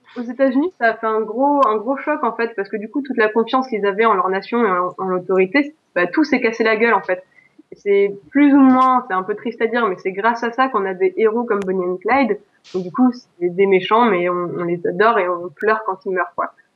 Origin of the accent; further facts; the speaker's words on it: Alsace, Grand Est, France; je suis alsacienne